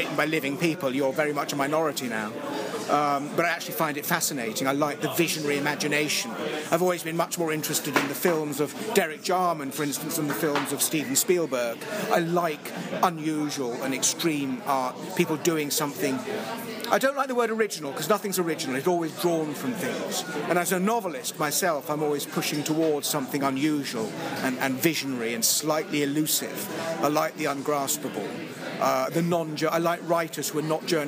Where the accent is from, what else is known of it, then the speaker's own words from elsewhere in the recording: England, United Kingdom; moved away as an adult; now in United States; I'm still very English